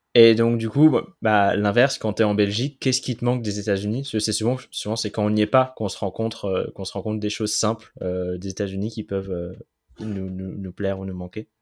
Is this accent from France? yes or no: yes; France; je suis français